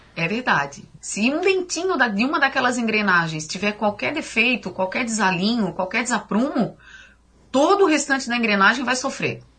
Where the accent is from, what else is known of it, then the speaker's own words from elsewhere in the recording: São José, Santa Catarina, Brazil; eu sou natural de São José, na Grande Florianópolis